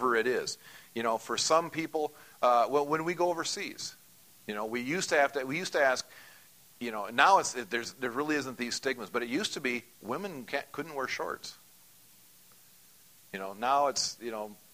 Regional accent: United States; As an American

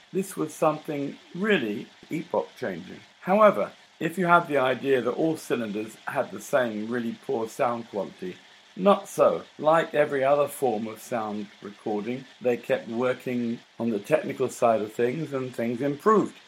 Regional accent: London, United Kingdom; I'm a Londoner, not a New Yorker

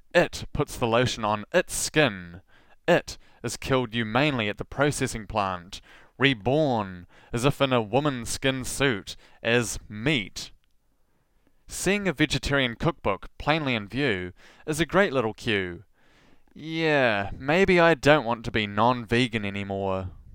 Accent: Southland, New Zealand; accent: rolled R (Southland)

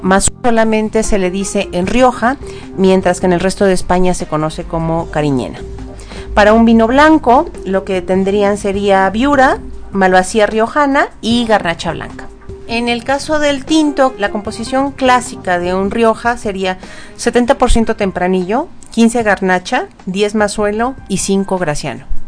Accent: Mexico; como consumidores mexicanos

